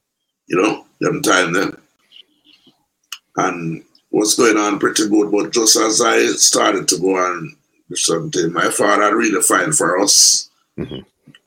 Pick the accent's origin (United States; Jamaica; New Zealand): Jamaica; Kingston, Saint Andrew; I grew up in an area, St. Andrew, Kingston 6, so like a town named Tavern, right in Papine area